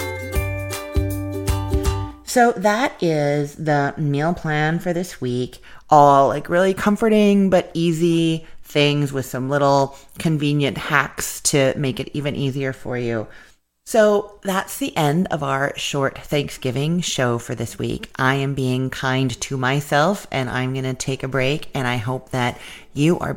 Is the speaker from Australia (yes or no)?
no; Canada; now in United States; I'm Canadian